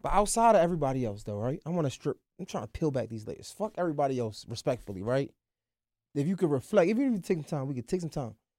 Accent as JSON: {"language": "English", "town": "Baltimore", "region": "Maryland", "country": "United States", "accent": "Baltimore", "said": "we got that Baltimore accent"}